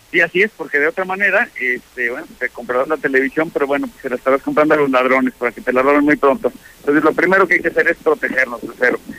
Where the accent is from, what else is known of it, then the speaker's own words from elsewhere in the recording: Mexico; somos los mexicanos